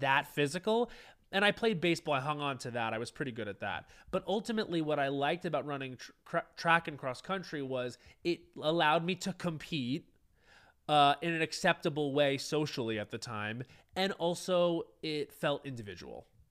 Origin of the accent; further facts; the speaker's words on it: Long Island, New York, United States; growing up on Long Island, it was very much alcohol driven